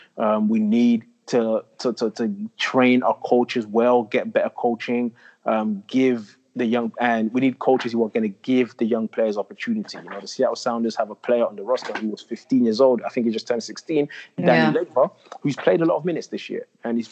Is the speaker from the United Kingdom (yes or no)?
yes; England, United Kingdom; now in United States; I just know growing up in England, how high level it was, how competitive it was. That wasn't always the case in the States.